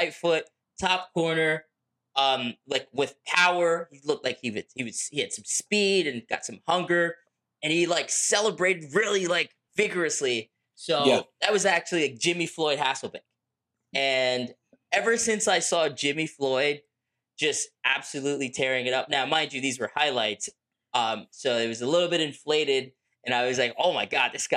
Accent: Lagos, Nigeria; I'm from Lagos, Nigeria

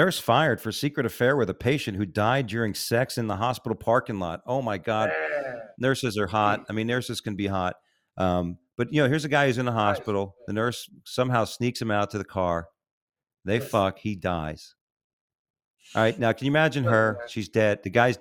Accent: Florida, United States; also born or lived in New York; I grew up in Florida, though. I was from New York, but grew up in Florida

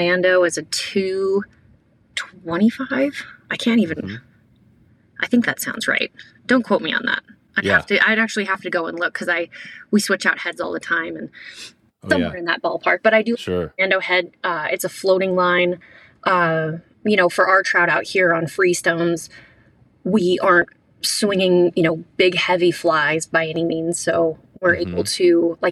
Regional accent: Montana, United States; I grew up in Montana and grew up in the mountains

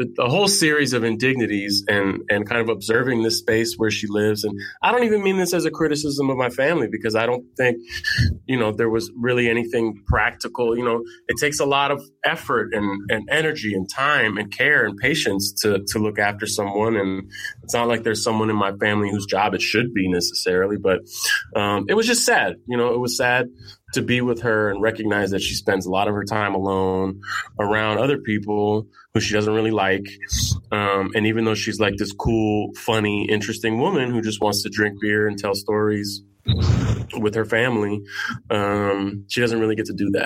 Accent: San Francisco, California, United States; now in New York, United States; I grew up in San Francisco. I live in New York

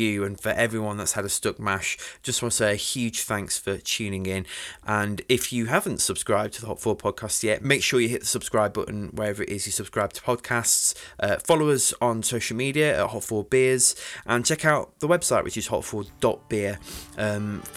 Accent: Sheffield, Yorkshire and the Humber, United Kingdom; us kind people from Sheffield

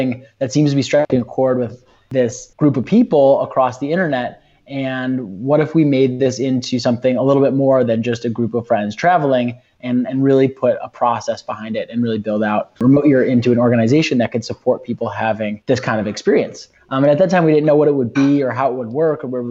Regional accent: Chicago, Illinois, United States; I'm from Chicago, grew up in Chicago

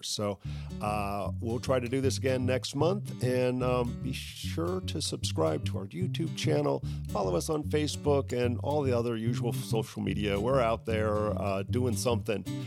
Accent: Bahamas; now in Saint Petersburg, United States; my heritage growing up in the Bahamas

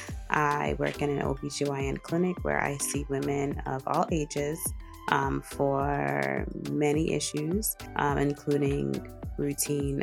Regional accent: Boston, Massachusetts, United States; I grew up in Boston. I went to school there all my life.

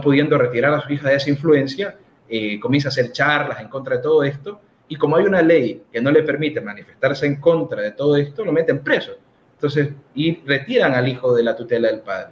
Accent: Ecuador

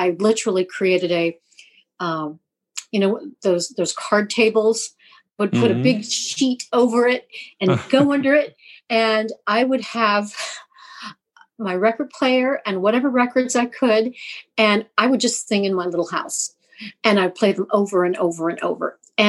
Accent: California, United States; also born or lived in Colombia / Costa Rica; I mean, I'm from California, but I was born in South America, in Colombia, and then lived in Costa Rica.

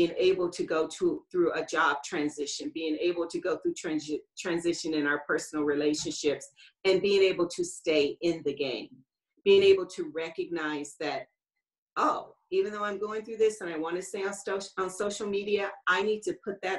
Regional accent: Los Angeles, California, United States; I grew up in Los Angeles

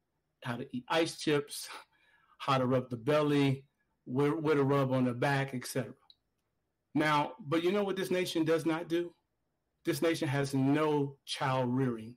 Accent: Gary, Indiana, United States; I grew up in Gary, Indiana, where there was a steel mill.

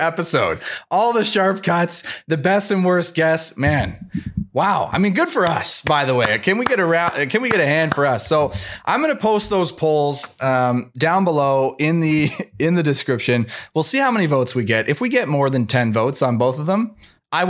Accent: Canada; as a Canadian

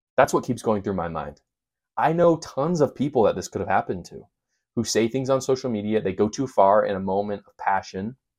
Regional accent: Provo, Utah, United States; I'm from Provo, Utah. I grew up there. I live there right now.

